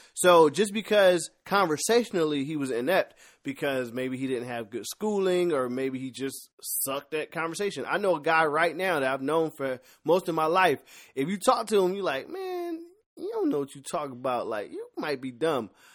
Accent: Philadelphia, Pennsylvania, United States; I'm from Philly

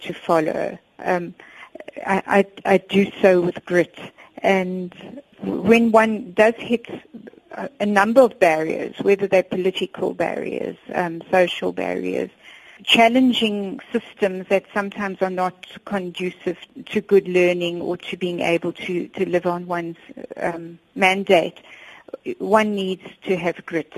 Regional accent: Johannesburg, Gauteng, South Africa; I grew up on Crown Mines in Joburg

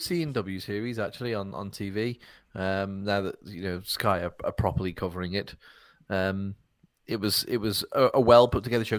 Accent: United Kingdom; as a British person

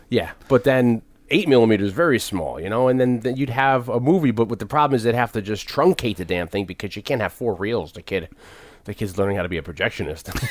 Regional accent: Connecticut, United States; I'm from Connecticut

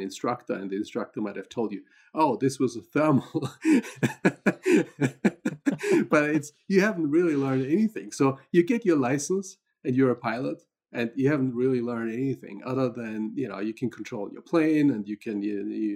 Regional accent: Austria; moved away as an adult; also born or lived in London / Paris / Minnesota / Ohio; now in Boulder, United States; I'm originally from Austria, so that's where I grew up, and actually learned to fly gliders in Austria.

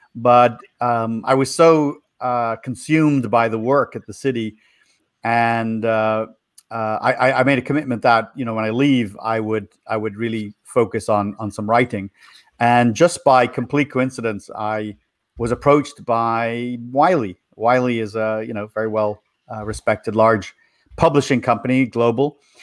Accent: Dublin, Leinster, Ireland; moved away as an adult; also born or lived in Florida, United States; now in United States; I was born in Ireland, in Ireland, in Dublin City, and I grew up there

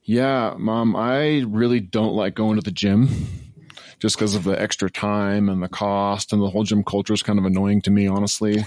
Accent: Northwest Washington, United States; from Northwest Washington

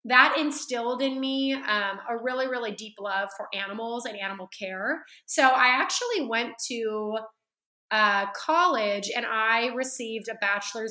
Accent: Central California, United States; now in Dallas, United States; I was born and raised in Central California

